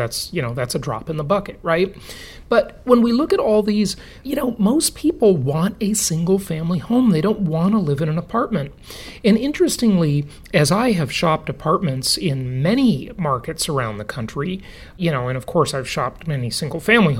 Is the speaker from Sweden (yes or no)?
no; Los Angeles, California, United States; Los Angeles, my hometown